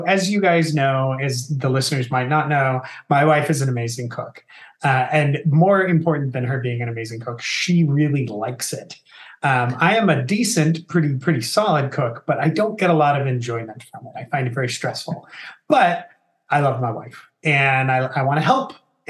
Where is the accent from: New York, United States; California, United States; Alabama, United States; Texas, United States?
California, United States; Southern; I'm from Southern California. Mexican food is like in my blood. It's actually literally in my blood, as I am a quarter Mexican.